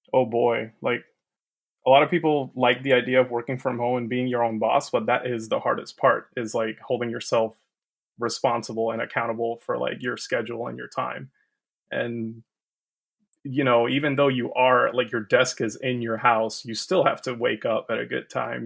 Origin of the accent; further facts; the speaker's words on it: Puerto Rico; moved away as an adult; now in Georgia, United States; I am from Puerto Rico originally. Uh, been living here in the U S for ten years now